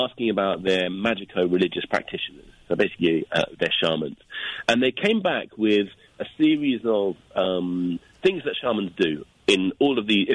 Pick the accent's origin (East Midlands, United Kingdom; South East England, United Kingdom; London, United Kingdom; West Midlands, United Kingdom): London, United Kingdom; moved away as an adult; also born or lived in Japan; now in Hastings, United Kingdom; I'm from London. I just moved to Hastings yesterday